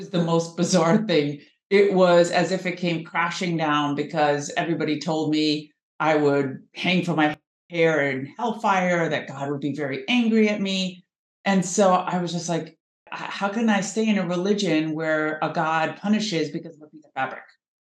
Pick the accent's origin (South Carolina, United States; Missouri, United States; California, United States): California, United States; Southern; moved away as an adult; also born or lived in Washington, D.C.; I grew up in Southern California.